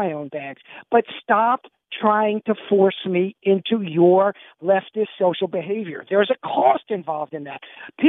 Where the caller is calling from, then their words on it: New York, United States; As you guys know, I'm calling you from New York because my mother has health issues, and I'm here helping her.